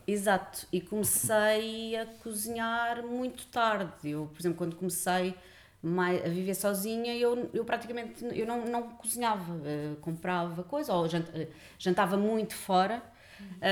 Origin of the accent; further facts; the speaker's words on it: Lisbon, Portugal; nasci em Lisboa, uh, vivi sempre em Lisboa